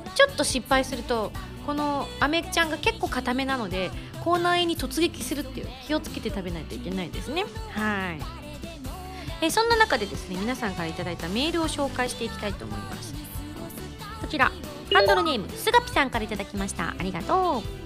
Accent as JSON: {"language": "Japanese", "region": "Yamaguchi", "country": "Japan", "tie": "born or raised there", "also_born_or_lived": "Tokyo", "moved": "as an adult", "lives_now": "Tokyo area, Japan", "said": "東京から小2の時に山口に転校してでその後高校3年生まで山口で過ごしてその後浪人するために上京して"}